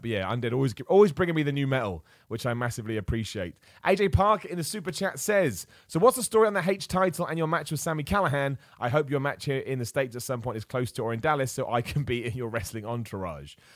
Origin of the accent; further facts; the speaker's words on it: Luton, East of England, United Kingdom; I was born in Luton